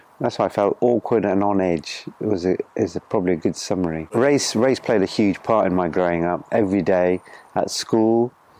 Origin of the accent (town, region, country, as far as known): Birmingham, West Midlands, United Kingdom; born or raised there; also born or lived in Solihull